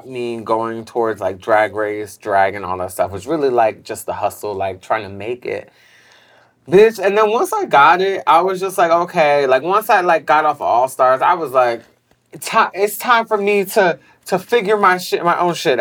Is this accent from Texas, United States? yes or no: no; New York City, New York, United States; growing up in Bed-Stuy, was just really, like, all about hustling